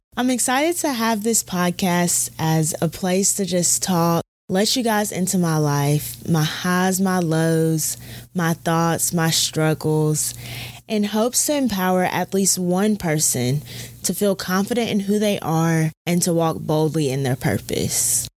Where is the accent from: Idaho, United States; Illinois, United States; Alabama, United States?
Alabama, United States; Auburn; I'm from Auburn, Alabama